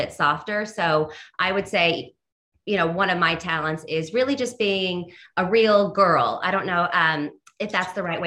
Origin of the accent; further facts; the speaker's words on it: California, United States; now in New York, United States; I'm from California, so I did not grow up on MSG programming